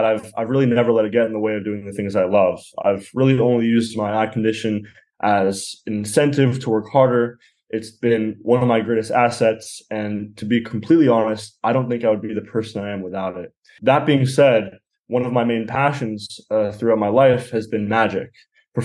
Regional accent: Los Angeles, California, United States; I'm from Los Angeles and I'm 20 years old

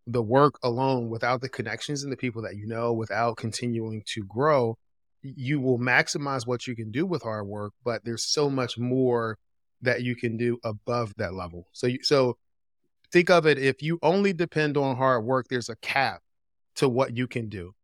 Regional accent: Philadelphia, Pennsylvania, United States; moved away as an adult; also born or lived in Greensboro, North Carolina; I grew up in Philadelphia

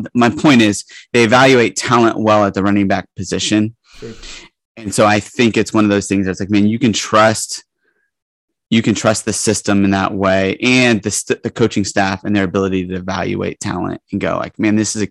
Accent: Florida, United States; moved away; I'm a Florida guy. I'm from Florida originally

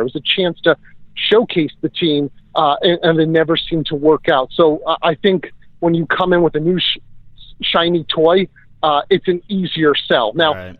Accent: New Jersey, United States; I'm not from New York. I'm from New Jersey

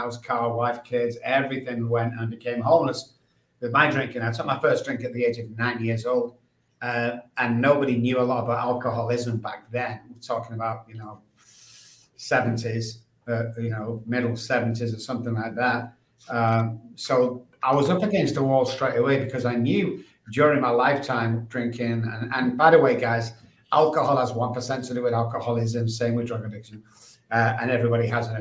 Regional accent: Manchester, North West England, United Kingdom; moved away as an adult; also born or lived in Dallas, Texas; now in San Antonio, United States; I'm from England, Manchester

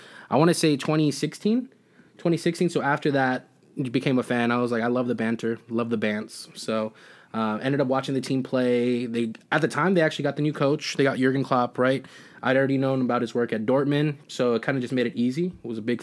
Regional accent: Los Angeles, California, United States; I'm from Los Angeles, California.

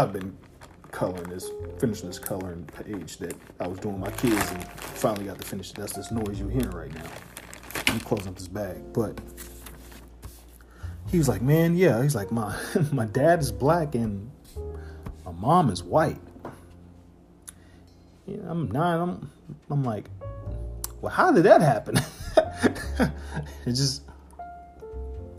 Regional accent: Evansville, Indiana, United States; also born or lived in Harvey, Illinois; I grew up in Oakdale here in Evansville

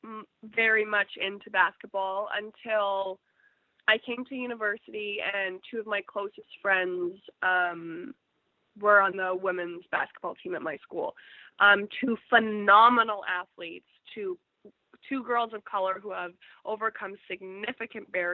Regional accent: Canada; as a Canadian

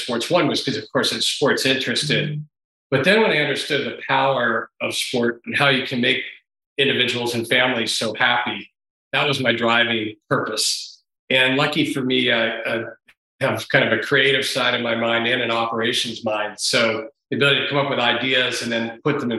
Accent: Pittsburgh, Pennsylvania, United States; moved away as an adult; also born or lived in New York; I was born in New York and grew up in Pittsburgh

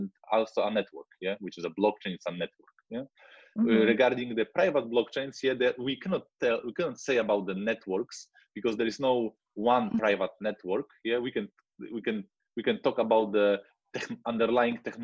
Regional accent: Wrocław, Lower Silesian Voivodeship, Poland; I am from Poland. Yeah, from Wrocław, which is a city near south west border

